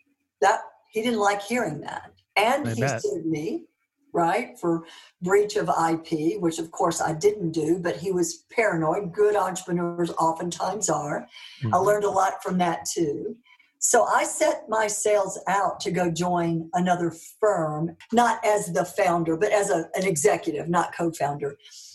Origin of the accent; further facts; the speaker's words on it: Dallas, Texas, United States; accent: Southern; You know, all dressed up in my Dallas clothes, you know, with my little Southern accent in Scotland and Russia and France and Germany.